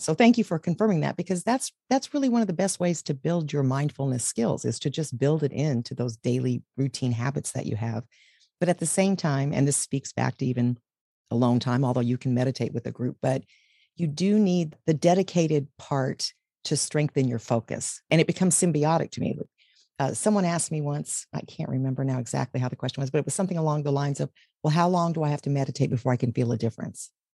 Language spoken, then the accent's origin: English; Texas, United States; I was raised in Texas